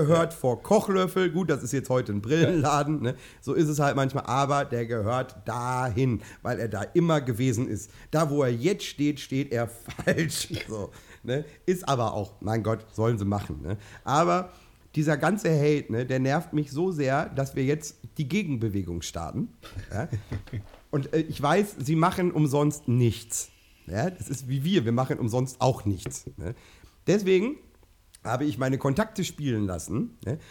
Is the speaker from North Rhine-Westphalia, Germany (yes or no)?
yes; Minden, North Rhine-Westphalia, Germany; Ich habe meine Kindheit in Letheln verbracht